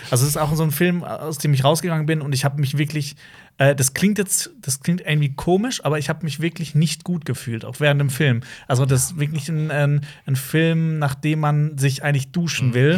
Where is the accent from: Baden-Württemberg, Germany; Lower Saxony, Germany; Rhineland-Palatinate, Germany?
Baden-Württemberg, Germany; Obwohl wir alle aus dem gleichen Bundesland kommen